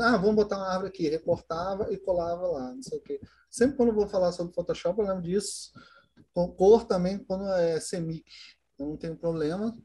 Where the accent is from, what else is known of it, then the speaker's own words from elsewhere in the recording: Duque de Caxias, Rio de Janeiro, Brazil; eu sou de Caxias, no Rio de Janeiro